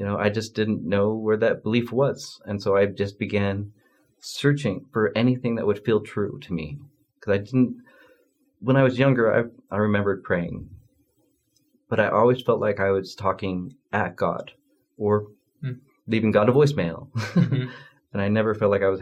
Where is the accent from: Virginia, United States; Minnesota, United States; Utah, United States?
Utah, United States; Spanish Fork; also born or lived in Provo, Utah; I moved to the Provo area from Spanish Fork